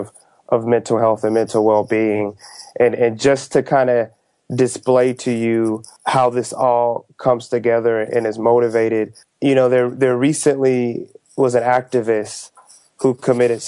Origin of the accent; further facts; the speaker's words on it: Texas, United States; moved away; I'm from the South, and so I grew up in Texas